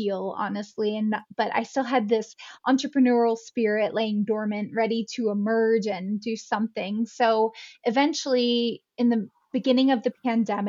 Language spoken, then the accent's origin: English; Pennsylvania, United States; moved away as an adult; now in Jackson Hole, United States; I'm originally from Pennsylvania here in the States. And a few years later, I moved out to Jackson Hole, Wyoming